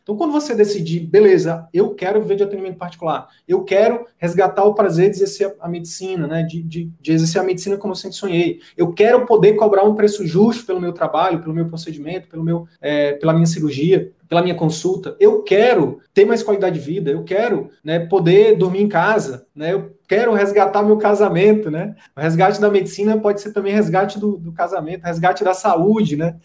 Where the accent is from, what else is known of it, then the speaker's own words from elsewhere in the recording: interior of Piauí, Brazil; moved away; eu vim do interior do interior do Piauí. Cara, e meu sonho era fazer medicina pra voltar